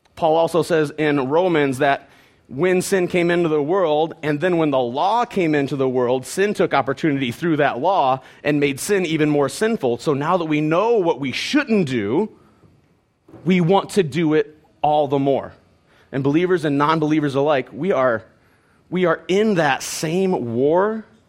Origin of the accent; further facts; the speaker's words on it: Penfield, Ohio, United States; I grew up in Penfield, Ohio